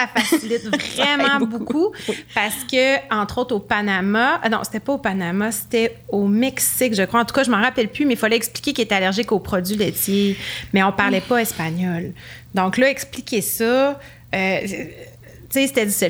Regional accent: Quebec City, Quebec, Canada; Mais les deux, on vient de Québec

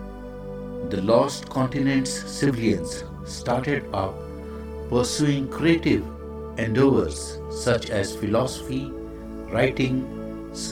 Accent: India; I am the Indian monk

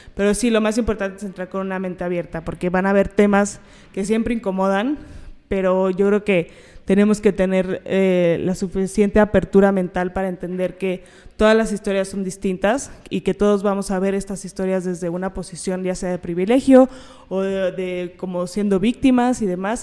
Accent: Mexico; lo que tenemos que ver como mujeres, como mexicanas

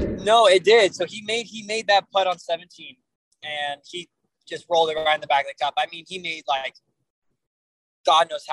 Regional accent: Miami, Florida, United States; I'm from Miami

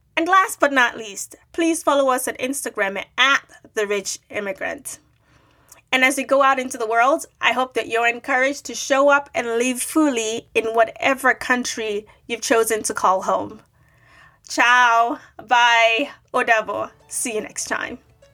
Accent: Nigeria; moved away as an adult; now in United States; I moved to the US from Nigeria in the early 2000s

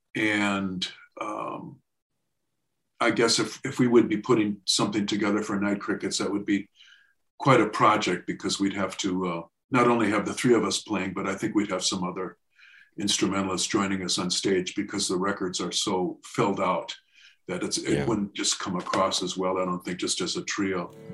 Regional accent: Racine, Wisconsin, United States; I grew up in Racine, Wisconsin.

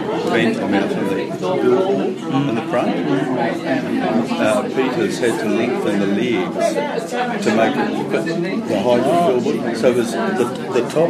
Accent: New Zealand; as a Kiwi

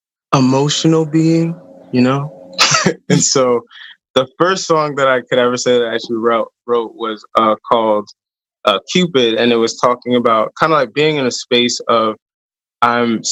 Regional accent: upstate New York, United States; moved away as an adult; also born or lived in Maryland; I'm from New York, or I'm from like more upstate

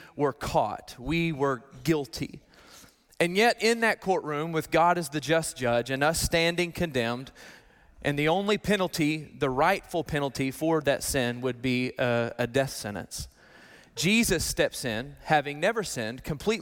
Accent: Arkansas, United States; I'm from Arkansas

